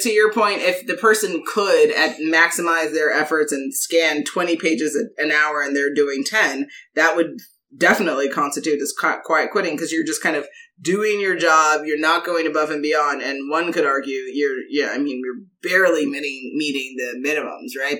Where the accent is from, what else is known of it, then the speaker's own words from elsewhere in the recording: New York, United States; I'm we're from New York